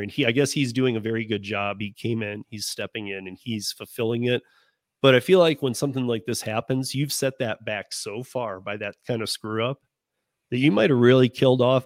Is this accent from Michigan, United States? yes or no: yes; Michigan, United States; I grew up in Michigan